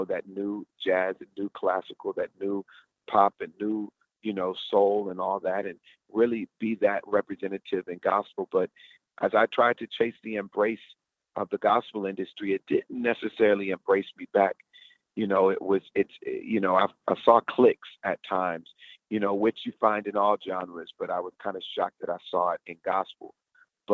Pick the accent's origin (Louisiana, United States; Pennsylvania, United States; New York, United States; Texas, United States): Texas, United States; Houston; moved away; Houston, my hometown